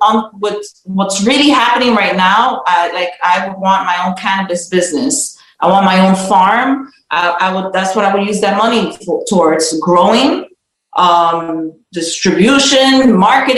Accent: New York, United States; also born or lived in Bronx, New York; I was born in New York, born and raised in Harlem. I live in Washington Heights now

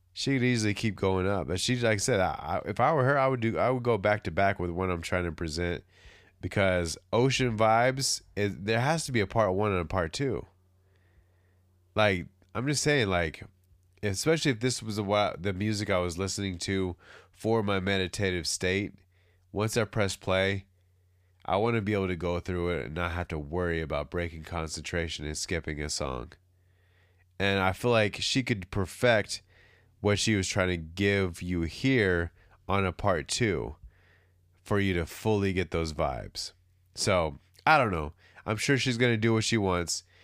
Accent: California, United States; I'm from California

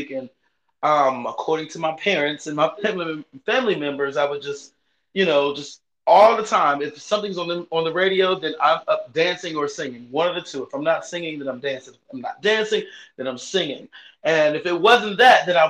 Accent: Chapel Hill, North Carolina, United States; now in Landover, Maryland, United States; I'm originally from Chapel Hill, North Carolina

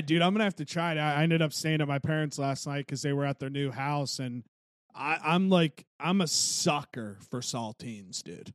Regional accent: Wheeling, West Virginia, United States; growing up in Wheeling

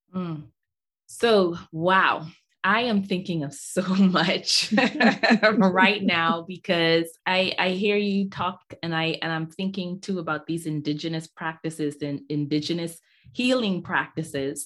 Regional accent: Nigeria; also born or lived in Bahamas; I'm from Nigeria. My dad's from Nigeria. My mom's from the Bahamas

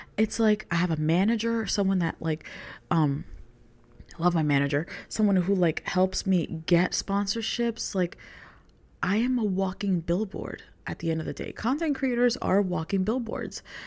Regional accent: New York, United States; I grew up in New York

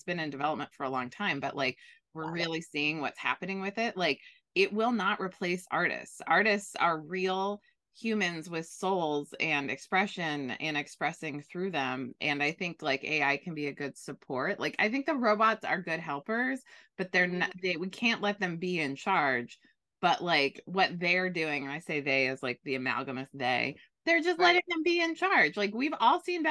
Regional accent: Bay Area, California, United States; I grew up in the Bay Area with Pete's Coffee

